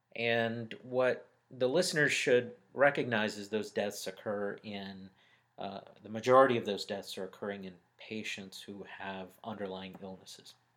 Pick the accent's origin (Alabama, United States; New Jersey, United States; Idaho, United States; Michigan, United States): Alabama, United States; Birmingham; moved away as an adult; also born or lived in Dallas, Texas; now in Atlanta, United States; I was born and raised in Birmingham, Alabama.